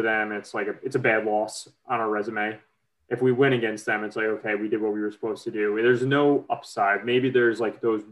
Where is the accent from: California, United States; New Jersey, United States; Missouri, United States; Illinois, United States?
New Jersey, United States; moved away as an adult; also born or lived in Providence; I grew up in Jersey.